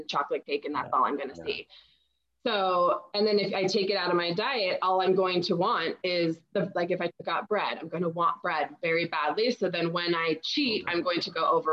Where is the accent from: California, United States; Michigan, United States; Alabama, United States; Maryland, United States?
California, United States; San Diego; growing up in San Diego